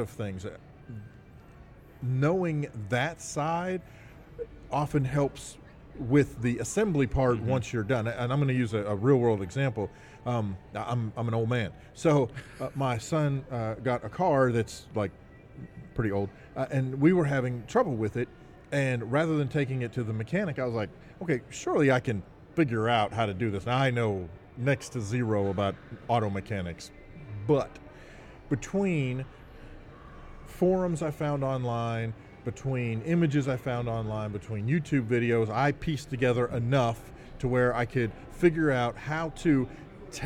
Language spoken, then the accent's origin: English; Arkansas, United States; We're from Arkansas